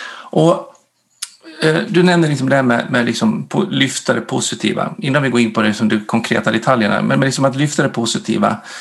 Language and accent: Swedish; Dalarna County, Sweden; moved away as an adult; also born or lived in Norway; now in Gotland, Sweden; jag är född och uppvuxen uppe i Dalarna, så jag är dalmas, bor på Gotland